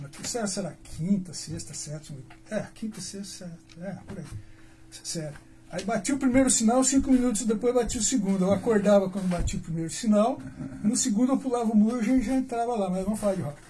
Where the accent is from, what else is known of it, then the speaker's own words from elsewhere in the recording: Londrina, Paraná, Brazil; also born or lived in Alvorada do Sul, Paraná; nasci na Arvorada do Sul, tá? mas a minha cidade é Londrina